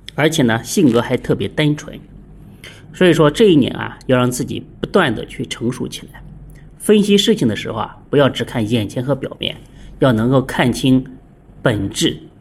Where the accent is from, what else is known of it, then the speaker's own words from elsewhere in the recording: China; 我们中国人